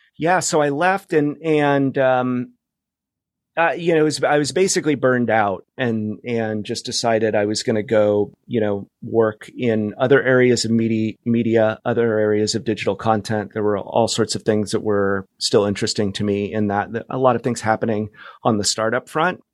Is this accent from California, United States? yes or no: yes; Fresno, California, United States; moved away as an adult; also born or lived in New York / Bay Area / Palm Springs / Los Angeles; now in Seattle, United States; I grew up in California. I grew up in Fresno